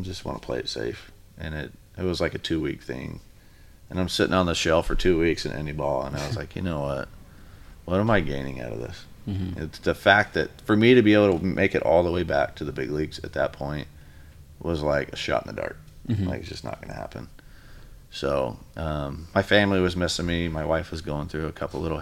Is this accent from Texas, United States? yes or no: yes; Sugar Land, Texas, United States; moved away as an adult; also born or lived in Arizona; now in Vancouver, United States; back where I grew up in Sugarland, and slept in the same bed I grew up in.